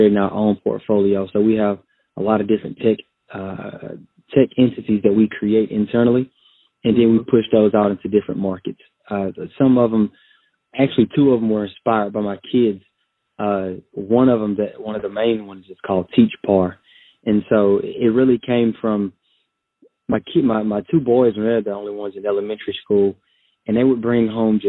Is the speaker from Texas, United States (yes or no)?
yes; Texas, United States; I'm from Texas, a country boy from Texas, currently living in the Austin, Texas area.